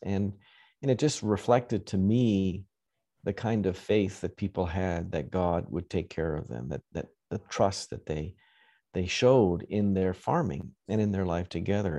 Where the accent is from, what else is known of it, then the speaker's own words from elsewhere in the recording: Western Canada, Canada; now in United States; I grew up farming in Western Canada.